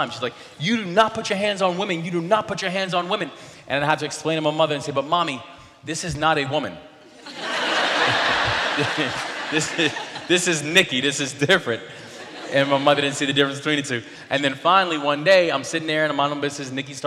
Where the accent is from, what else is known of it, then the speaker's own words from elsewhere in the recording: Baltimore, Maryland, United States; the Baltimore Sun, which was the name of my hometown paper